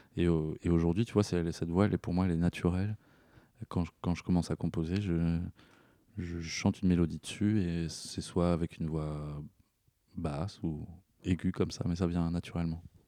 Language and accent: French; Poitiers, Nouvelle-Aquitaine, France; Poitiers, qui est ma ville natale